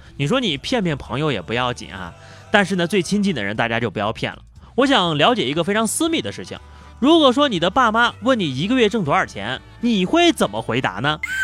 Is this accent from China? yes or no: yes; Anyang, Henan, China; moved away; 在我的老家河南安阳